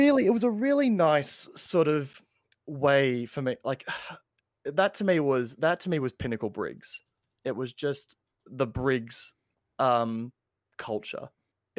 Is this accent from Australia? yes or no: yes; Australia; And I'm Australian